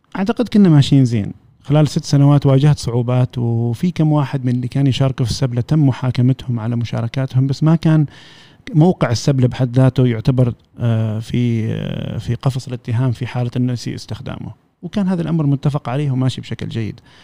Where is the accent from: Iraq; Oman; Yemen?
Oman; نحن كعمانيين